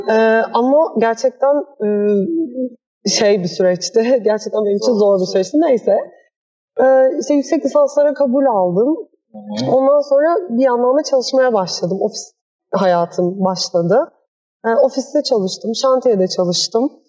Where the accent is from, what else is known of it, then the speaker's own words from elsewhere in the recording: Istanbul, Turkey; E, ben 1989 doğumluyum. Hmm. E, İstanbul'da büyüdüm. E, Vefa Lisesi mezunuyum.